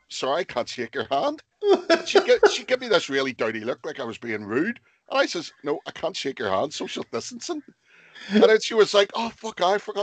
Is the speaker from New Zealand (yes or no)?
no; Lisburn, Northern Ireland, United Kingdom; I'm originally from Lisburn